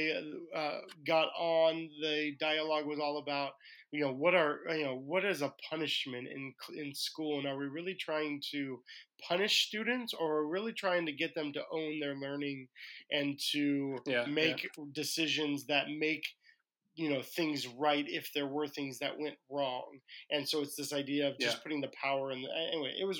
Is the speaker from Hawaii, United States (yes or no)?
yes; Hawaii, United States; I'm from Hawaii